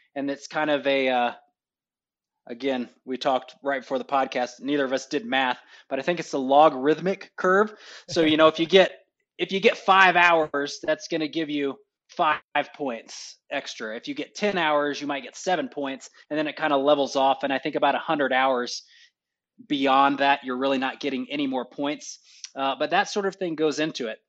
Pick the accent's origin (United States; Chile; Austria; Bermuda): United States; Texas; moved away as an adult; now in Holloman, United States; I am from Texas.